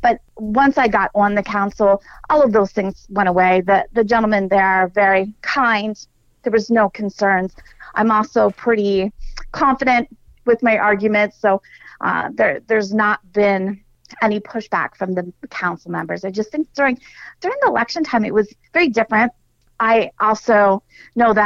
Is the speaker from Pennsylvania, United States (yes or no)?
yes; Dillsburg, Pennsylvania, United States; also born or lived in Mechanicsburg, Pennsylvania; I was born and raised in Dillsburg